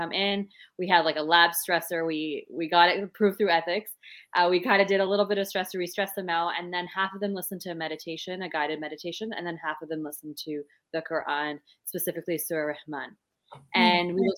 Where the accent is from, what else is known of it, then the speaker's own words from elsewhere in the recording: Canada; I am from Canada, so don't have the beautiful accent that you all have.